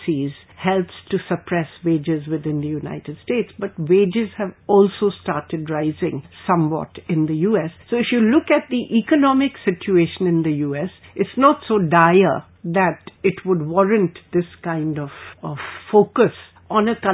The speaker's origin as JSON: {"language": "English", "country": "India"}